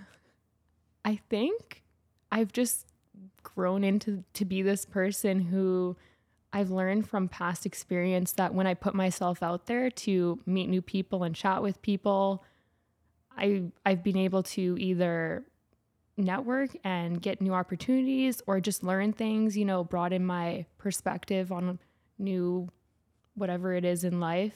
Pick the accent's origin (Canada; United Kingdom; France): Canada; St. Albert, Alberta; also born or lived in Edmonton; I grew up in Saint Albert, which is a small city outside of Edmonton